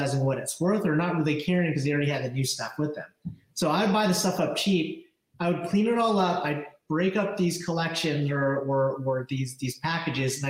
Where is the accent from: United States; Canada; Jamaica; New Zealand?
United States; New Jersey; also born or lived in Philadelphia, Pennsylvania; I'm from Jersey. Grew up in South Jersey